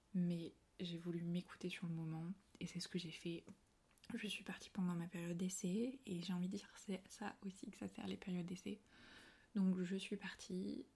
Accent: Puy-de-Dôme, Auvergne-Rhône-Alpes, France; moved away as an adult; also born or lived in Paris; je suis revenue vivre voilà, chez moi, dans le Puy-Dôme

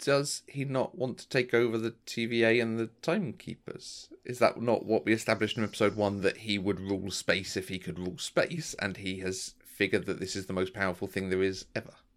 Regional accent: England, United Kingdom; this is just part of being English

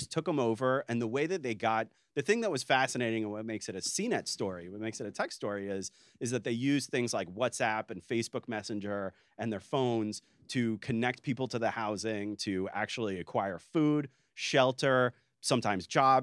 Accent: United States; I'm an American

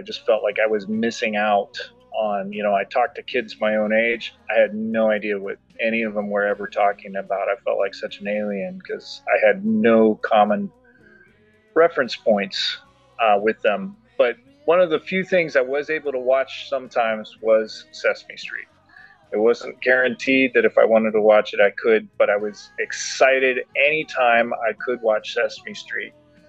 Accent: Kansas, United States; Like, I grew up in Kansas in the 70s and the 80s, and like I said, it was already in a pretty conservative, very cloistered growing up.

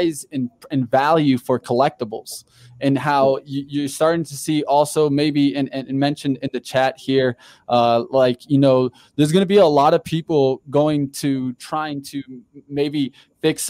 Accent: Detroit, Michigan, United States; we're from Detroit here

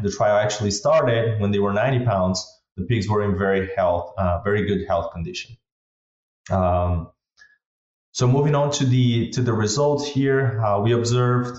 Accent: Brazil; moved away as an adult; also born or lived in Kansas, United States; now in United States; I'm originally from Brazil. Moved to the U.S. about 6 years ago

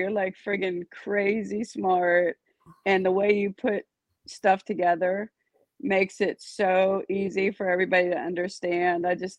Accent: West Virginia, United States; So, I'm from West Virginia

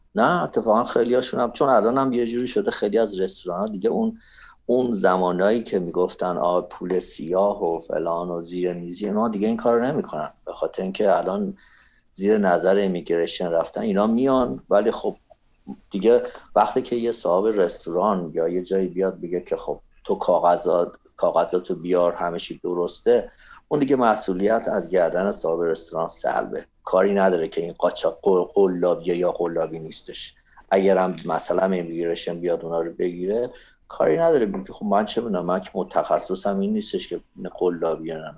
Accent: Iran; moved away as an adult; now in United States; ما ایرانی هستیم

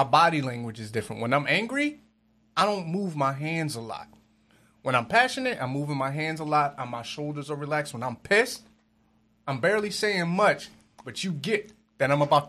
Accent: Chester, Pennsylvania, United States; also born or lived in West Philadelphia; now in Philadelphia, United States; I live in West now. Oh, yeah. I'm actually from Chester.

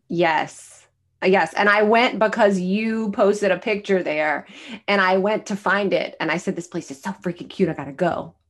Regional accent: the South, United States; we're all from the South

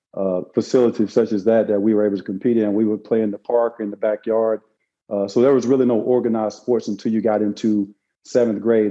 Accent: Arkansas, United States; moved away as an adult; now in Florida, United States; I ended up working in the summertime raising fish in Arkansas

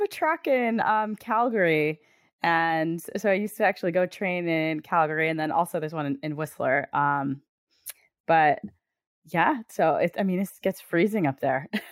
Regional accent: Connecticut, United States; I'm from Connecticut.

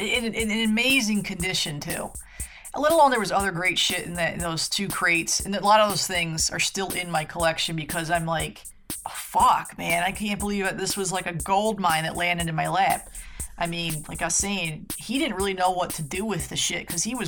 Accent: central New York State, United States; moved away; I grew up in New York

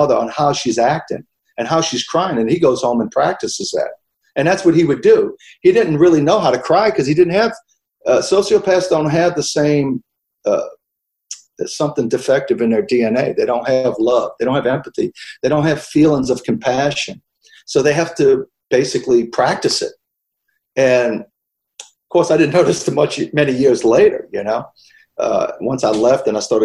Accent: Louisiana, United States; I grew up in Louisiana, duck hunt and stuff

